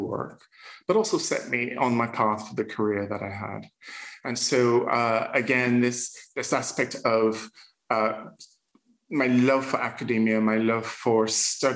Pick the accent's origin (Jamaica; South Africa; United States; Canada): Jamaica; accent: Jamaican lilt; moved away; also born or lived in Scotland; growing up in Jamaica, we grew up in the Anglican Church